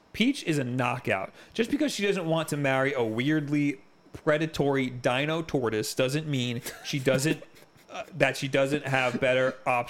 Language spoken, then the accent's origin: English; New York City, New York, United States; I was visiting. I'm from New York City.